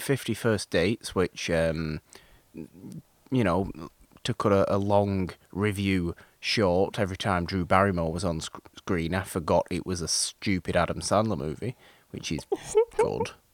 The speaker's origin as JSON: {"language": "English", "country": "United Kingdom", "said": "being British"}